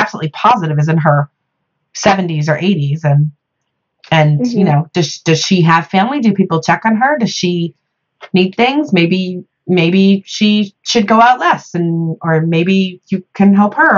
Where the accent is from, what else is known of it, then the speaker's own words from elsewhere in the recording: Midwest, United States; I'm from the Midwest